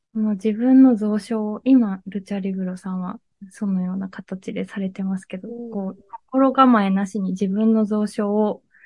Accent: Miyazaki, Japan; moved away as an adult; also born or lived in Fukuoka / Kitakyushu; 私は出身が宮崎県なんですけど

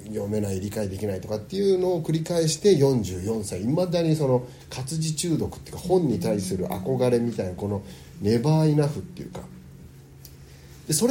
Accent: United States; born there; アメリカで生まれてるので日本語と英語はあのどちらかというと英語の方が自信があるっていうか

